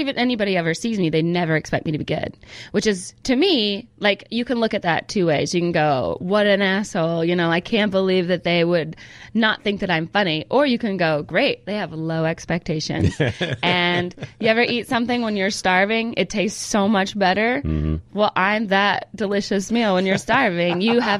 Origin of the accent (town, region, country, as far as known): California, United States; born there